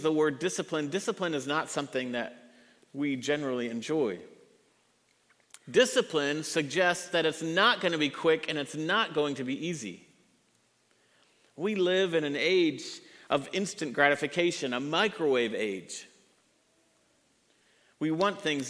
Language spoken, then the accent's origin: English; Redlands, California, United States; also born or lived in Tennessee; now in Roswell, United States; When I was a boy, I grew up in Southern California, a little town called Redlands, California, San Bernardino County